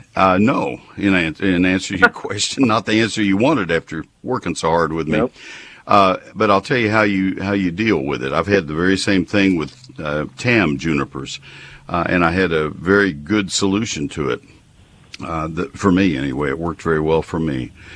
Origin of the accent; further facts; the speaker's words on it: McKinney, Texas, United States; I'm on the board of the Crepe Myrtle Trails of McKinney. That's my hometown